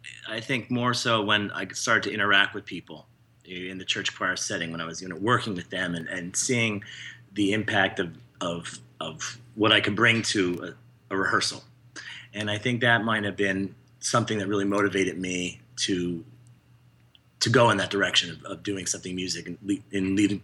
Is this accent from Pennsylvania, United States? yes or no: yes; Bethlehem, Pennsylvania, United States; Bethlehem, Pennsylvania.